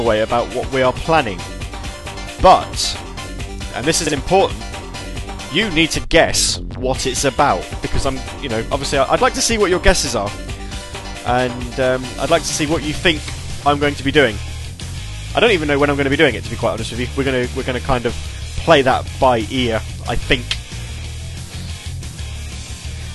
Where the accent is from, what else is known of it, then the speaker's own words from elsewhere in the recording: England, United Kingdom; being English